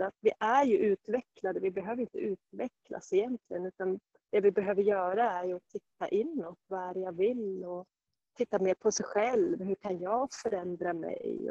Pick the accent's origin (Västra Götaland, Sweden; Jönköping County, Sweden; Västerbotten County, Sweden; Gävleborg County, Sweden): Gävleborg County, Sweden; Sandviken; moved away as an adult; also born or lived in Stockholm; now in Jämtland, Sweden; började jag längta hemåt Sandviken